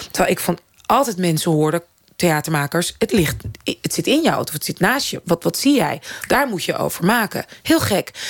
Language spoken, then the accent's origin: Dutch; Netherlands; als Nederlandse vrouw... die al inderdaad in de media ook af en toe werkzaam is... en theater maakt